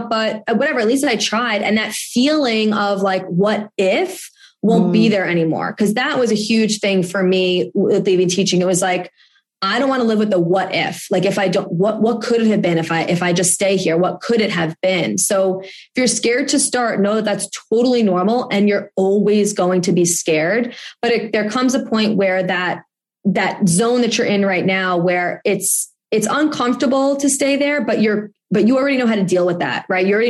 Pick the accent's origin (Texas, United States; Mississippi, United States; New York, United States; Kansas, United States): New York, United States; I'm from New York